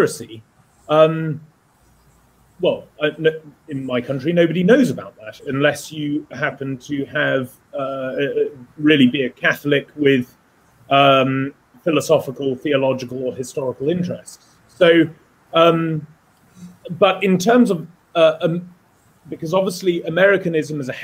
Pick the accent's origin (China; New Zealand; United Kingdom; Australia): United Kingdom